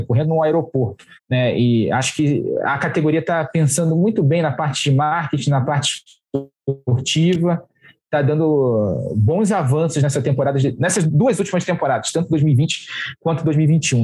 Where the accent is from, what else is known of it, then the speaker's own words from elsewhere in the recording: Rio de Janeiro, Brazil; Eu, como carioca